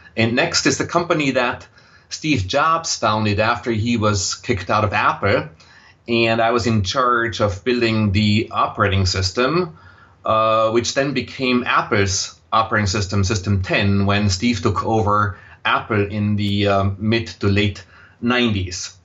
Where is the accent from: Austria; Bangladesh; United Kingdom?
Austria; accent: Austrian, German; English is a second language; moved away as an adult; also born or lived in Vienna; now in United States; you will detect a slight accent in my voice, and that accent is Austrian, uh, German. So I grew up in Austria